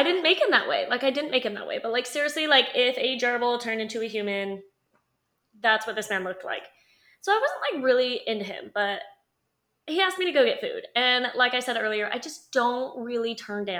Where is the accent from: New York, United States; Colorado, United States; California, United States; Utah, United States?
Utah, United States; We are from Utah.